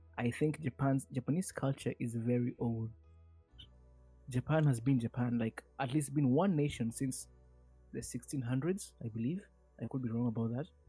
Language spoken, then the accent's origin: English; Kenya